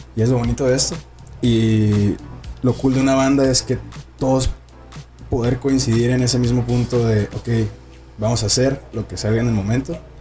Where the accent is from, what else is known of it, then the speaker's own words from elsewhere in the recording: Puerto Peñasco, Sonora, Mexico; now in Tijuana, Mexico; yo soy de Sonora, Puerto Peñasco, Sonora